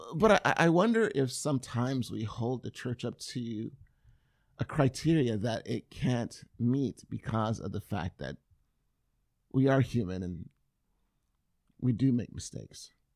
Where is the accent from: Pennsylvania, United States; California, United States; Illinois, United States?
California, United States; I'm I'm from California.